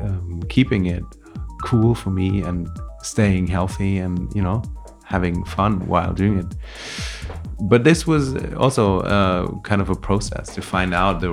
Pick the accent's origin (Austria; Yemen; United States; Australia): Austria; Vienna; English is a second language; moved away as an adult; now in Berlin, Germany; And yeah, wasn't my plan actually when I came from Vienna.